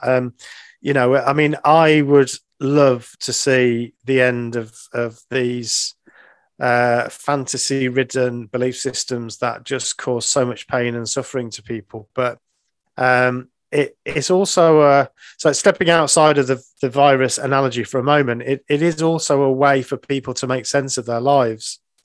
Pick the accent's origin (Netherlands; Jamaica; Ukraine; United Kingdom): United Kingdom; England; being English